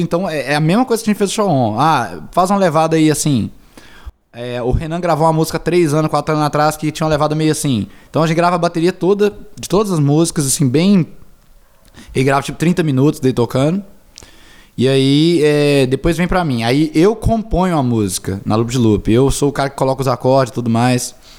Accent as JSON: {"language": "Portuguese", "town": "Governador Valadares", "region": "Minas Gerais", "country": "Brazil", "also_born_or_lived": "Belo Horizonte", "moved": "yes", "said": "eu e o Gustavo somos de Valadares"}